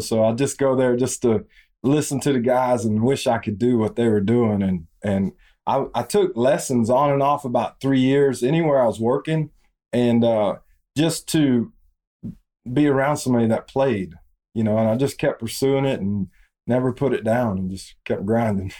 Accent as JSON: {"language": "English", "town": "Arcadia", "region": "Florida", "country": "United States", "tie": "born or raised there", "also_born_or_lived": "Bradenton, Florida", "said": "I'm from a little small town, Arcadia, Florida"}